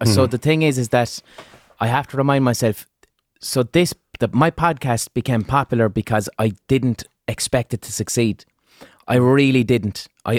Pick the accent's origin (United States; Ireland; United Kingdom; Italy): Ireland; Limerick, Munster; accent: Limerick city; And my accent is that's probably people's first real hearing of what a Limerick. My Limerick City accent isn't even strong. It's neutral.